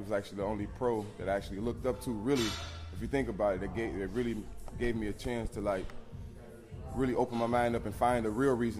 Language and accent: English; Minnesota, United States; also born or lived in Chicago; I was like six, seven, before we moved from Chicago to Minnesota.